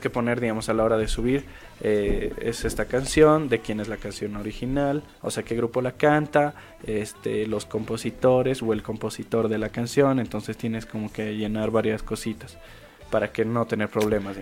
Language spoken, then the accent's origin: Spanish; Bolivia; como músicos bolivianos